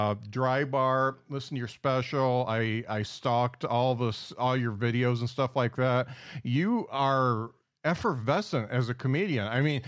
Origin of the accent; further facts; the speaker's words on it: South Bend, Indiana, United States; I mean, I'm from South Bend, Indiana, so just a hop.